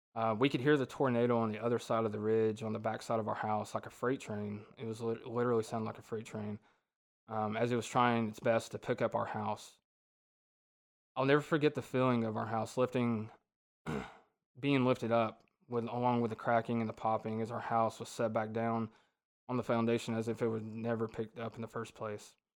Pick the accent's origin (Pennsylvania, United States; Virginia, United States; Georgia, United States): Georgia, United States; Ringgold; I was born and raised in Ringgold, Georgia